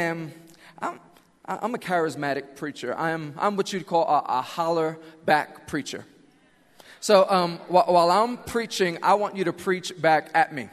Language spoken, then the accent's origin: English; New York City, New York, United States; I am from Queens, New York